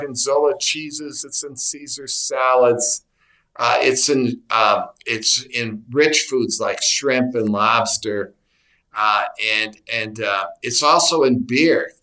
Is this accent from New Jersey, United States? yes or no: no; Wisconsin, United States; I'm from Wisconsin